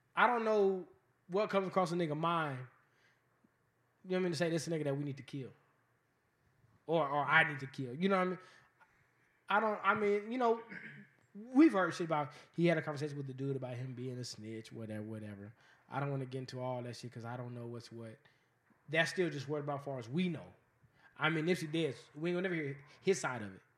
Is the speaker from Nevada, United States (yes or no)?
yes; Las Vegas, Nevada, United States; I'm born and raised in Vegas. I, I've only lived in Vegas.